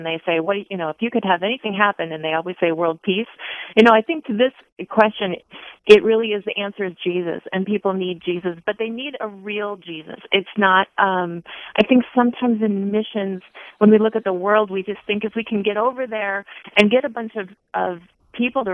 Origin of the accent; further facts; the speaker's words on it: United States; moved away as an adult; we, as American missionaries